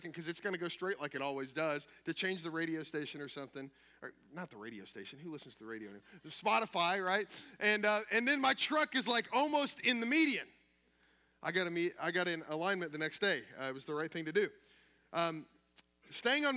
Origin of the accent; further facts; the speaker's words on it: Kentucky, United States; I'm from Kentucky.